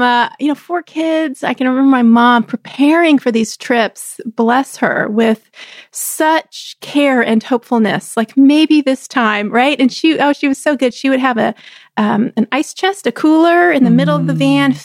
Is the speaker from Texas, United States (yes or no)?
yes; Central Texas, United States; I grew up in Texas